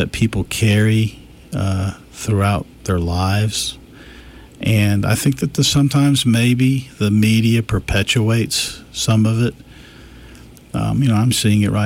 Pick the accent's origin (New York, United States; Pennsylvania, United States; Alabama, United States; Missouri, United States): Alabama, United States; Montgomery; I'm from Montgomery